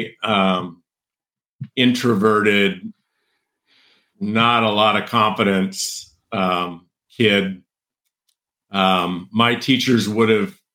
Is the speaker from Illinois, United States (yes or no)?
no; San Joaquin Valley, central California, United States; I grew up in a farming community, ranching farming community on a big cattle ranch / row crop farm in central California, the San Joaquin Valley, in the foothills below Yosemite